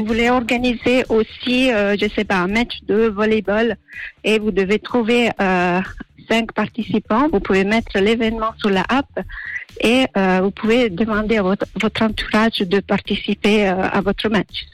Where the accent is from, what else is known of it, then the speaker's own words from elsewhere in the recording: Sardinia, Italy; French is a second language; moved away; je viens d'Italie, Sardaigne exactement